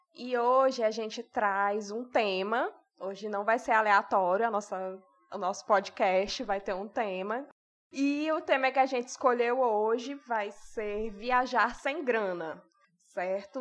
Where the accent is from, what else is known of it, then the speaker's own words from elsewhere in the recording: Ceará, Brazil; a gente é do Ceará